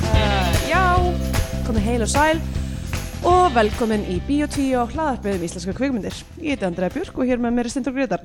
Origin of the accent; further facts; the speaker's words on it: Reykjavík, Capital Region, Iceland; í mjötinni það er svona ekkert langt frá mínum heimaslóðun